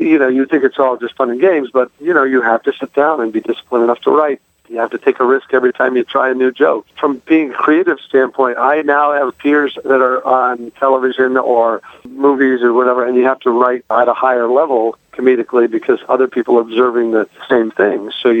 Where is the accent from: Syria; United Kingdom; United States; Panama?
United States; Midwest; He was Jewish, and I was Catholic, and I was from the Midwest, and he was from New York.